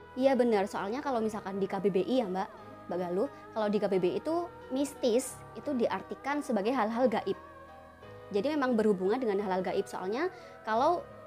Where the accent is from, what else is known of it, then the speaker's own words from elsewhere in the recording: Java, Indonesia; saya kan orang Jawa. Orang tua saya Jawa